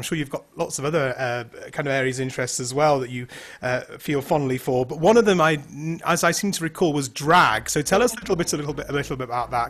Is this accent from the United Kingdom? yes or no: yes; United Kingdom; Like, as a Brit, I say Toronto, but you guys kind of say Ranel.